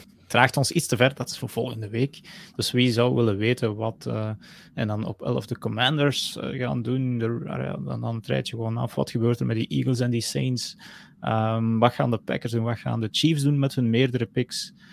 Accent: Flanders, Belgium; Bij ons in Vlaanderen

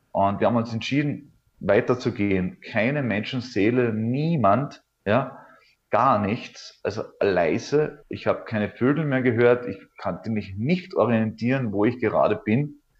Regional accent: Althofen, Carinthia, Austria; es gibt äh, hier in der Nähe an meinem Heimatort in Kärnten-Althofen gibt es einen Ort, der nennt sich Frauenstein.

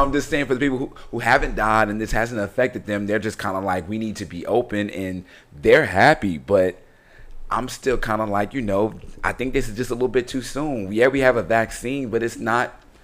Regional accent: Chicago, Illinois, United States; I'm from Chicago

